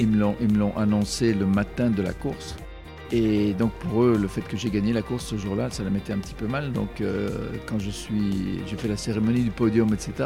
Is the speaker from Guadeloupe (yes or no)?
no; Brussels, Brussels-Capital Region, Belgium; en tant que Belge